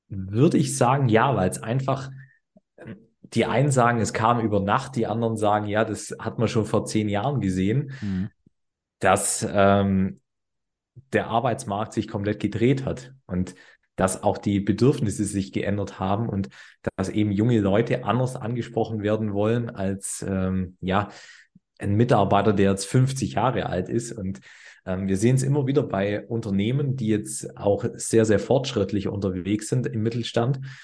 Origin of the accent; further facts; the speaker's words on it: Swabia, Germany; wir kommen aus dem Schwabenland